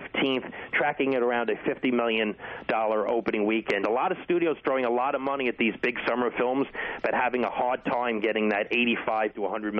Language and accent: English; New York City, New York, United States; When I was 11 years old, I grew up in Brooklyn, New York.